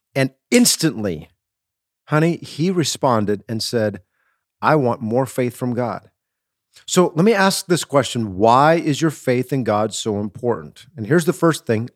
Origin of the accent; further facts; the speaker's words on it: Wisconsin, United States; I'm from Wisconsin. I'm a Wisconsin boy.